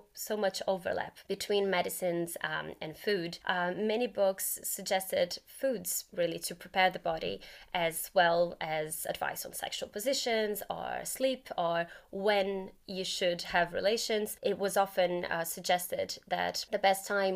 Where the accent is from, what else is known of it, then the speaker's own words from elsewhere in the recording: Brazil; moved away; I'm originally from Brazil